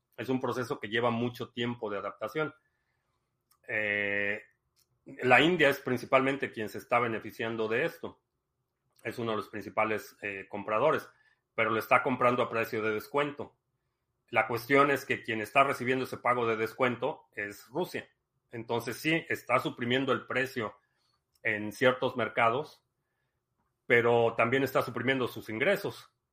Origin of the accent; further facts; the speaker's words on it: Mexico City, Mexico; accent: Mexican Spanish; moved away; mi acento, mi cadencia y el tipo de español que hablo te suene como el chavo del 8, porque a lo mejor es la única experiencia que tienes de el español mexicano. Y soy de la Ciudad de México